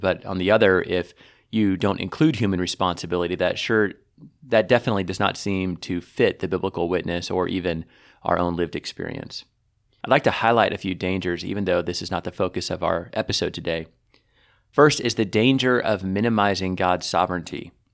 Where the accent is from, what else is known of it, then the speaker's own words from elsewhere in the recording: United States; as an American